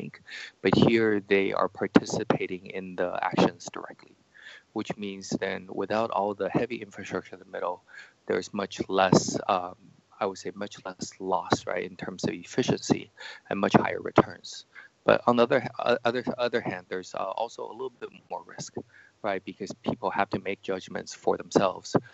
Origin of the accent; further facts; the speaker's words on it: United States; moved away as an adult; now in China; So I grew up in the States, studied in computer science and psychology.